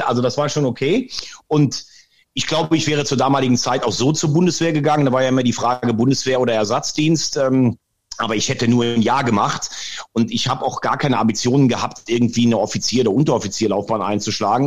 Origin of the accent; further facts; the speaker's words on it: Laacher See, between Mayen and Andernach, Rhineland-Palatinate, Germany; Grundsätzlich komme ich aus dieser Gegend. Ich bin äh, am Lacher See geboren, also zwischen Mayen und Andernach